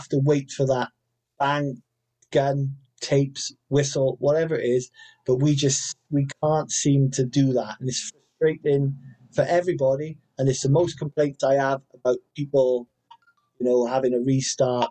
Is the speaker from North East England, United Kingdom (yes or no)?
no; Wales, United Kingdom; I'm Welsh. You know, we've got a dragon on the flag